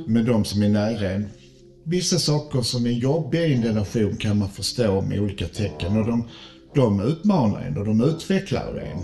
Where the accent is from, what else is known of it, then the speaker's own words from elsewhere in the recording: Malmö, Skåne, Sweden; Jag är född i Malmö